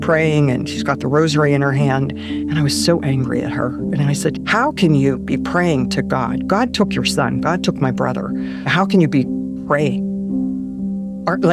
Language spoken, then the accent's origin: English; Pittsburgh, Pennsylvania, United States; I was born in Pittsburgh, Pennsylvania.